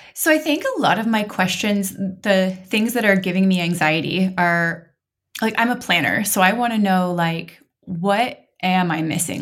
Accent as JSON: {"language": "English", "region": "Montana", "country": "United States", "tie": "born or raised there", "moved": "yes", "lives_now": "Oregon, United States", "said": "I grew up in Montana"}